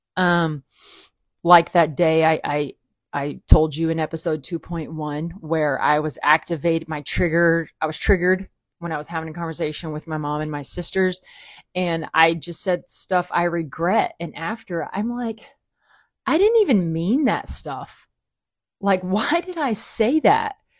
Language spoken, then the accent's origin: English; the South, United States; I grew up in the South